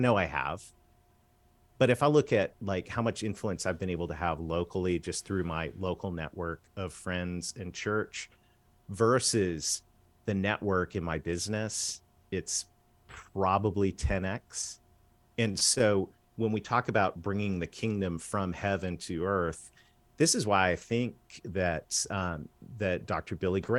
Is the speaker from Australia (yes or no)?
no; Canada; I did. Oh, yes, I'm a Canadian kid that married a Southern girl.